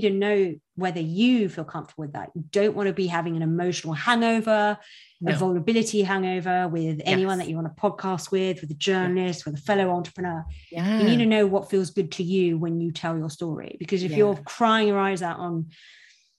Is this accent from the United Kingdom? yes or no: yes; United Kingdom; I'm British